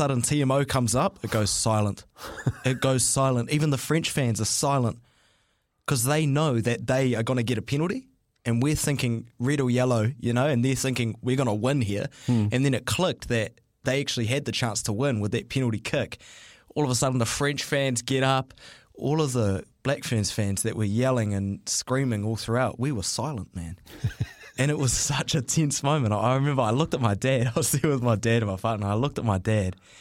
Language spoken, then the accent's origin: English; Auckland, New Zealand; growing up in Auckland, being an Auckland boy